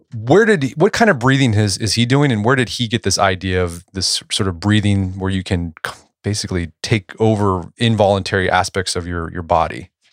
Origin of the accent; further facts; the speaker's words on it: Tulsa, Oklahoma, United States; my hometown, Tulsa